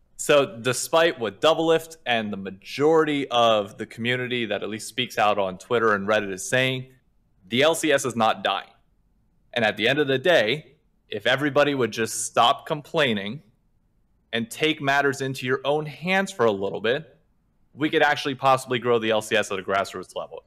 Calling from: New York City, New York, United States; calling from Hell's Kitchen in New York City

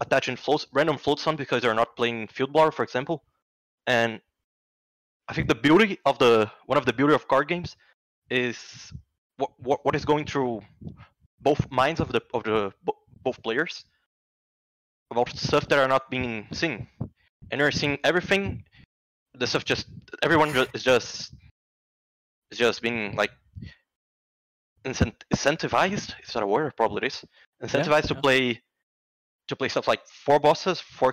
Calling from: Rio de Janeiro, Brazil; I'm calling from Rio de Janeiro, Brazil

